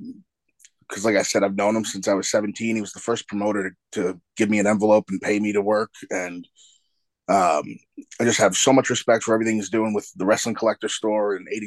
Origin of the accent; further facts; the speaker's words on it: Brooklyn, New York, United States; my hometown in Brooklyn